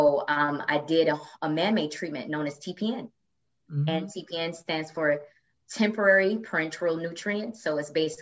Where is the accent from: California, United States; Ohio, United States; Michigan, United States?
Michigan, United States; Flint; moved away as an adult; also born or lived in Detroit, Michigan; now in New York City, United States; But I am originally from Flint, Michigan. That's where I'm born and raised.